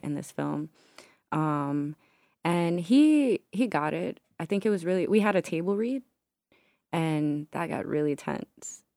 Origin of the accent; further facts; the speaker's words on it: Newark, New Jersey, United States; moved away as an adult; now in Brooklyn, United States; I'm from Newark, New Jersey